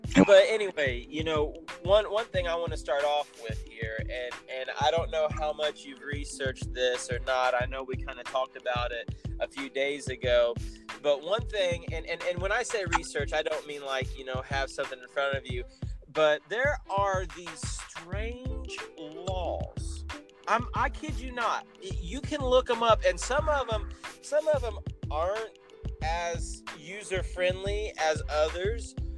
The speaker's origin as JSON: {"language": "English", "region": "Indiana", "country": "United States", "tie": "born or raised there", "said": "my home state, you know, Indiana Proud all the way, Hoosiers"}